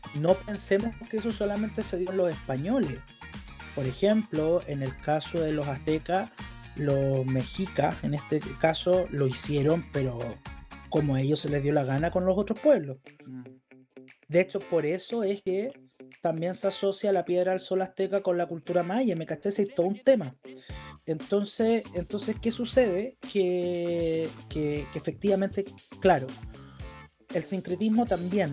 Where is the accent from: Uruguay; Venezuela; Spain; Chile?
Chile; soy chileno